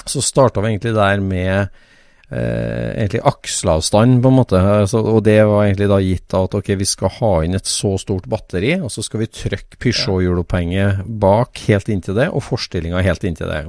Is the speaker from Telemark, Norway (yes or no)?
no; Trøndelag, Norway; er jo min barndoms gate, der jeg vokste opp i trønd, trivelig Trøndelag